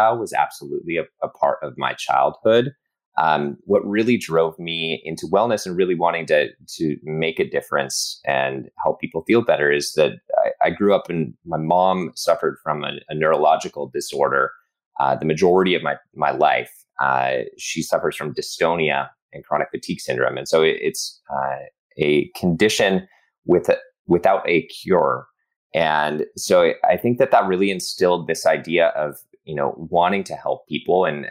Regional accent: Boulder, Colorado, United States; moved away as an adult; now in Los Angeles, United States; I grew up in Boulder, Colorado

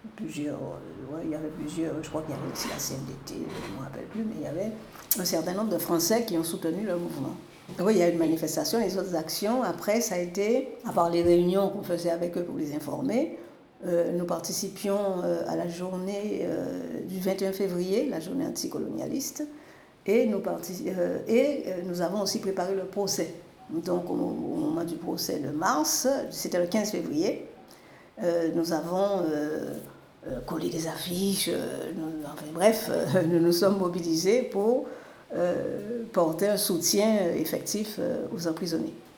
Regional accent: Capesterre-Belle-Eau, Guadeloupe; also born or lived in Bordeaux, France / Le Lamentin, Guadeloupe; J'ai grandi donc à Capesterre euh, jusqu'au bac

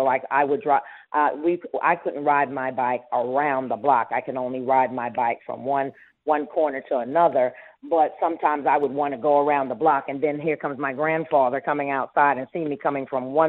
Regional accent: New York, United States; born there; And then I was born here in the United States, so I was like the first generation over here.

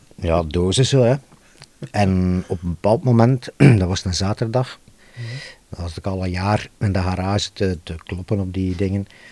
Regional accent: Ghent, Flanders, Belgium; ik kom uit Gent, wij woonden in de Nam in Gent

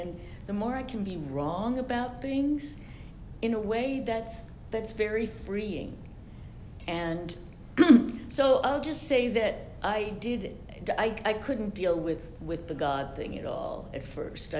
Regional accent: New York, United States; I'm from New York

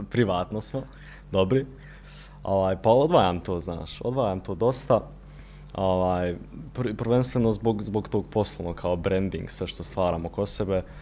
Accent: Sarajevo, Federation of Bosnia and Herzegovina, Bosnia & Herzegovina; kod nas gore u Sarajevu, u Seljaku, malo hladnije vrijeme

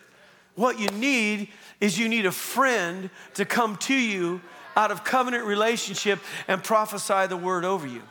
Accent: Southern Oregon, United States; also born or lived in Long Beach, California; now in Calgary, Canada; I grew up in Southern Oregon, part of my upbringing, and my family lived on 27 acres

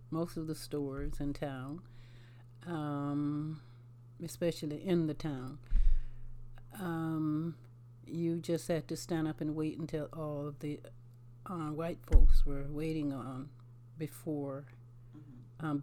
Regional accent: Ridgeland, South Carolina, United States; I grew up in um, Ridgeland, South Carolina.

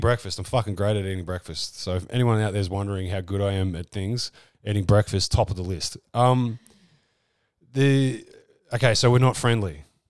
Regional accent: Australia; accent: Australian; I'm leaning into my Australian accent

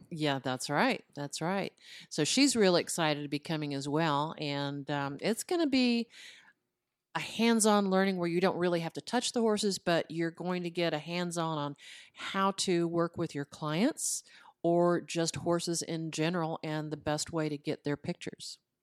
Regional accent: Los Angeles, California, United States; moved away as an adult; now in Parker County, Texas, United States; I was reared in Hollywood, Col-, California.

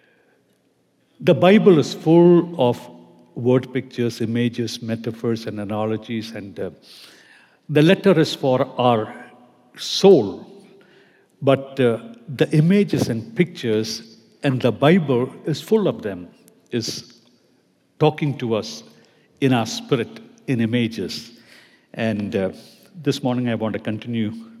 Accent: Kerala, India; I would be heading back to my home state, Kerala, in India

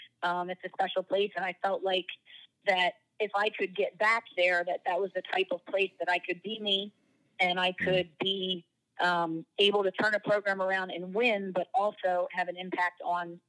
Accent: New Jersey, United States; I'm from South Jersey, so Philadelphia is pretty much home

